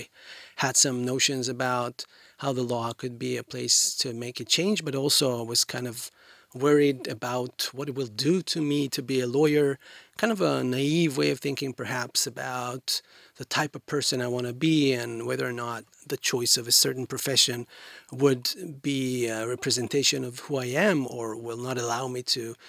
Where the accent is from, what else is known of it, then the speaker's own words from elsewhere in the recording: Haifa, Haifa District, Israel; born there; I was born in Haifa, quite a large city, northern than here, than Tel Aviv.